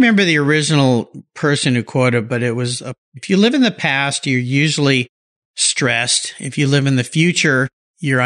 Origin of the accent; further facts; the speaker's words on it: La Jolla, California, United States; calling in from my hometown, La Jolla, California